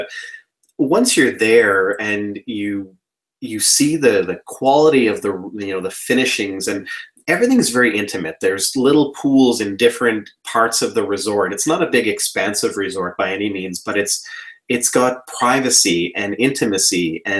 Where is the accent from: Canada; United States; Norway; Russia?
Canada; born there; My family is Croatian. I was born in Canada, but my dad is Croatian.